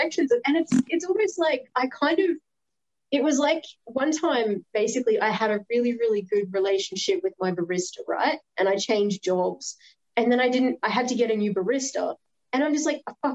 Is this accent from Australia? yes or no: yes; Australia; I'm an Aussie